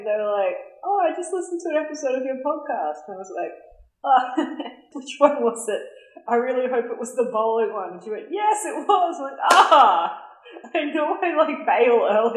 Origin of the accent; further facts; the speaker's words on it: Australia; we're from Australia